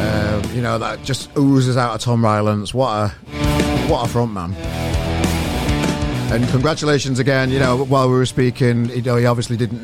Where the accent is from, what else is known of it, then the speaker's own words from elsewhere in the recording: Sheffield, Yorkshire and the Humber, United Kingdom; now in Manchester, United Kingdom; I'm from Sheffield